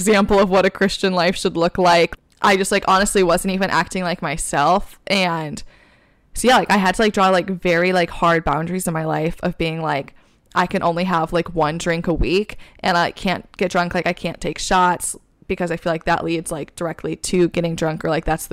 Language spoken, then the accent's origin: English; Michigan, United States; accent: Michigan; now in New York, United States; my Michigan accent